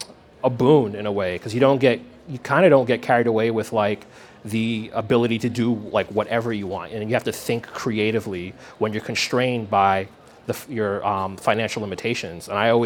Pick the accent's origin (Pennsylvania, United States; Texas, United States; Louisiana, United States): Pennsylvania, United States; Philadelphia; I'm from Philadelphia.